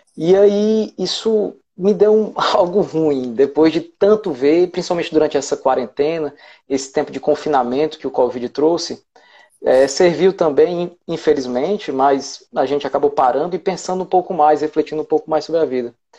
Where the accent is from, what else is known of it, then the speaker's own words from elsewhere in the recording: Ceará, Brazil; eu sou do Ceará